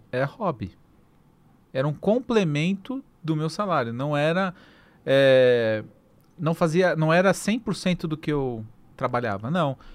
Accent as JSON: {"language": "Portuguese", "region": "São Paulo", "country": "Brazil", "tie": "born or raised there"}